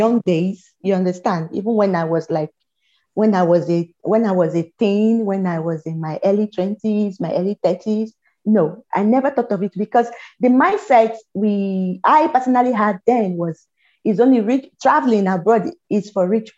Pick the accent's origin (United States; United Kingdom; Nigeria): Nigeria; Lagos; moved away as an adult; now in Estonia; I live in Lagos. I grew up in Lagos. I was born in Lagos.